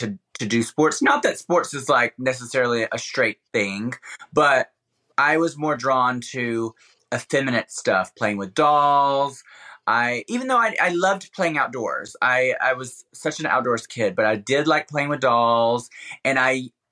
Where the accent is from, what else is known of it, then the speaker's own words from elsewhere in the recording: Alabama, United States; moved away; when I was living in Alabama, in especially my childhood